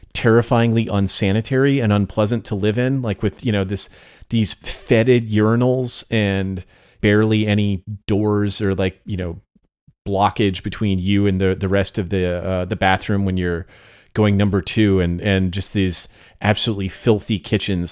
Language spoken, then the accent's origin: English; United States; growing up in America